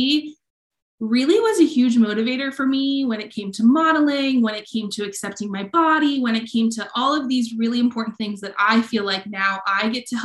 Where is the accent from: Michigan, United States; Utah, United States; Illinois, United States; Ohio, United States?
Ohio, United States; I was raised in Ohio